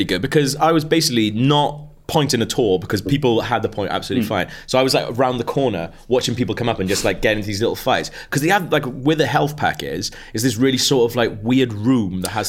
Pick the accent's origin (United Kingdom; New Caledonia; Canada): United Kingdom; because we're quite British, we're quite reserved people